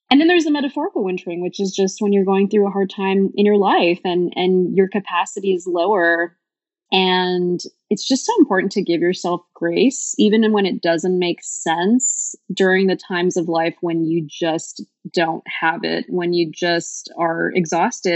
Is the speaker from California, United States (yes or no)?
yes; Bay Area, California, United States; moved away as an adult; now in Portland, United States; I am originally from the Bay Area and I moved to Portland three years ago during deep dark COVID